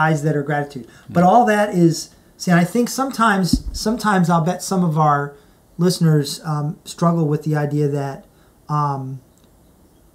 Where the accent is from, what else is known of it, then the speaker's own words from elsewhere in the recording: Midwest, United States; I grew up in the Midwest, you know, in tornado country